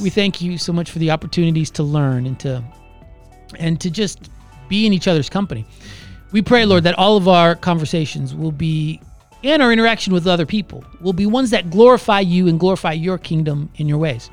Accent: Orlando, Florida, United States; I was born and raised in Orlando

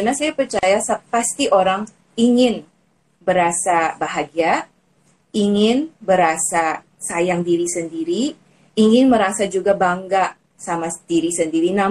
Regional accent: Philippines; Indonesian is a second language; now in Indonesia; saya dari Filipina bagi yang teman sudah tahu um, saya sekarang sudah jadi WNI dan berasa nyaman sih di Indonesia

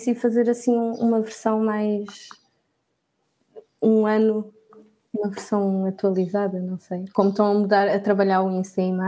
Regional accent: Porto, Norte, Portugal; also born or lived in Lisbon; now in Cape Verde; eu acho que nunca tive muito o, o sotaque do Porto, porque também vivi muitos anos em Lisboa, então eu sempre fui um híbrido que adapto-me com quem estou a falar.

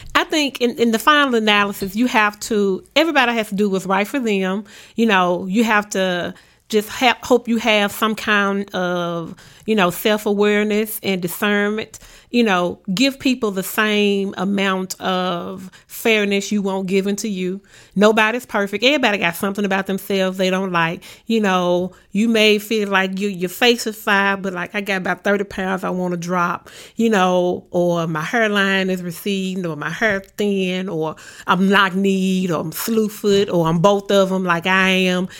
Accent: Memphis, Tennessee, United States; I grew up in Orange Mound

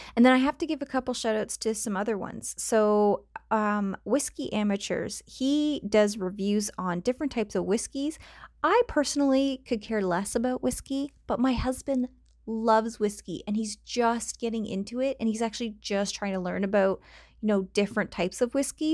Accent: Canada; accent: Canadian; I sound Canadian

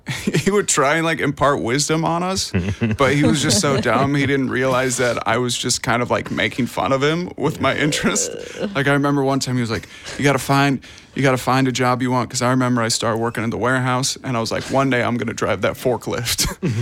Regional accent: Indianapolis, Indiana, United States; now in New York City, United States; I grew up in Indianapolis.

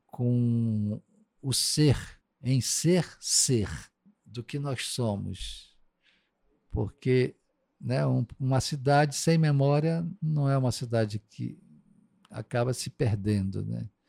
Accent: Amazon, Brazil; eu não vim de fora do, da Amazônia, morar na Amazônia

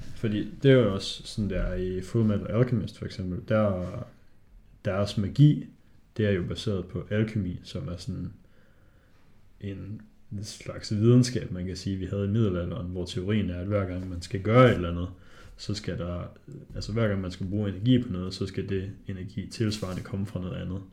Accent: Hobro, North Denmark Region, Denmark; Jeg er fra Hobro

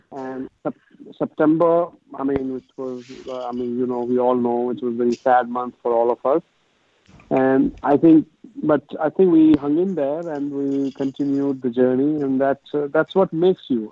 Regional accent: India; moved away as an adult; now in United States; I grew up in India

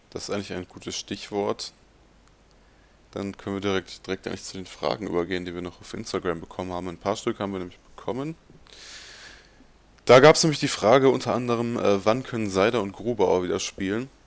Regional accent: North Rhine-Westphalia, Germany; born there; ich bin ja Ruhr, ich bin gebürtig aus dem Ruhrgebiet und deswegen war ich schon ein paar Mal bei den Moskitos.

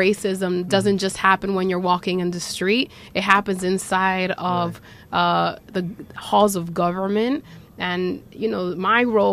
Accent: New York City, New York, United States; I'm Dominicana, I was born and raised in Washington Heights

